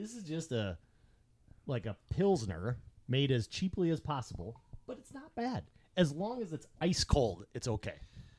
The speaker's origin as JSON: {"language": "English", "town": "Middleton", "region": "Wisconsin", "country": "United States", "tie": "born or raised there", "moved": "yes", "said": "It's made in New Glarus, which is a town right outside the town that I grew up, Middleton, Wisconsin."}